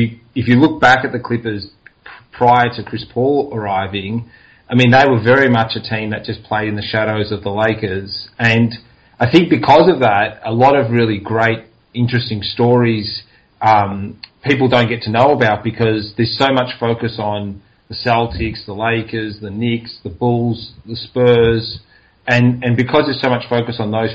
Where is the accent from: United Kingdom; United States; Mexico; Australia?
Australia; growing up in Australia